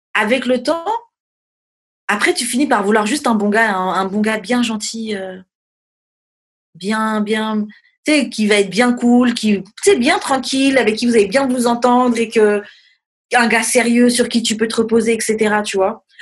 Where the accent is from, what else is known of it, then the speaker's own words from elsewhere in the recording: France; je suis française